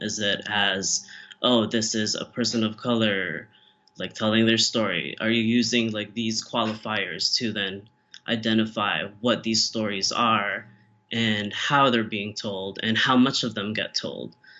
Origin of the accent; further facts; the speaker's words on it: Philippines; now in Chicago, United States; as a person of color as a Filipino